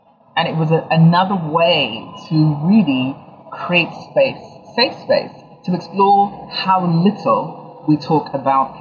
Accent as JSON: {"language": "English", "region": "London", "country": "United Kingdom", "tie": "born or raised there", "also_born_or_lived": "Ghana", "said": "Yeah, so I was born in London. I'm Ghanaian, and I was born in London. I was partially raised between Ghana and London. I went to school in London"}